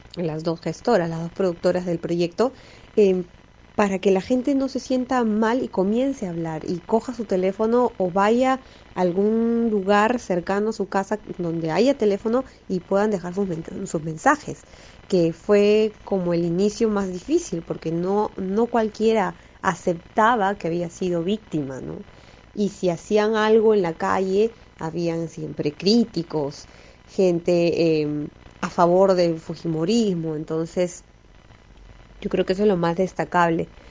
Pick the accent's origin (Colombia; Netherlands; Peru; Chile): Peru; siendo peruano